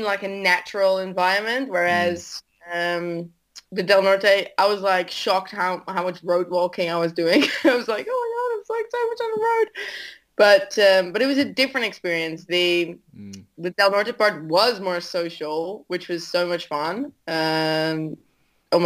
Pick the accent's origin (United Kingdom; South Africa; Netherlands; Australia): Netherlands; I'm from the Netherlands, you know, like everything's flat here